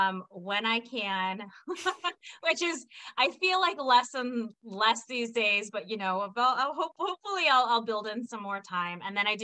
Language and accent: English; California, United States; also born or lived in Washington, D.C.; born and raised in California, did not realize I was a diverse individual until I moved out of California. And you know, I went to law school in Washington, D.C.